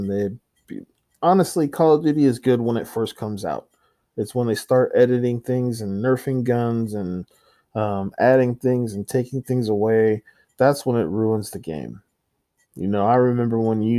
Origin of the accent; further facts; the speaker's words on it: San Antonio, Texas, United States; I'm from San Antonio